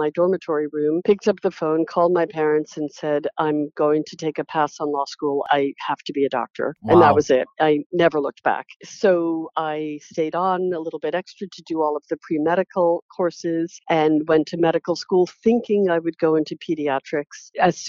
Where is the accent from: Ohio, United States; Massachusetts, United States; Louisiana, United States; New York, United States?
New York, United States; New York City; I grew up in New York City, not far from the hospital.